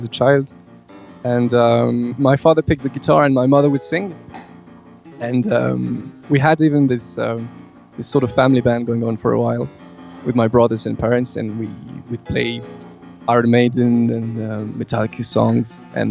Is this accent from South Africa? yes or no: no; France; born and raised in France